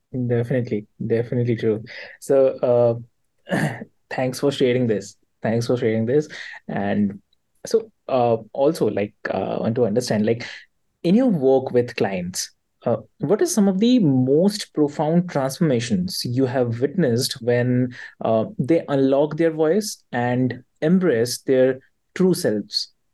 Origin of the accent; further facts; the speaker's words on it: Delhi, India; I'm from Delhi